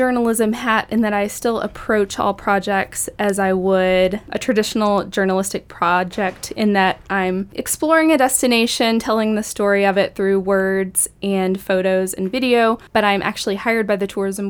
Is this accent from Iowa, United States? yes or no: no; Tullahoma, Tennessee, United States; moved away as an adult; I was born and raised in Tullahoma, and Whew. After flitting around the globe, I have settled back in Tullahoma, a mile from my mom's house.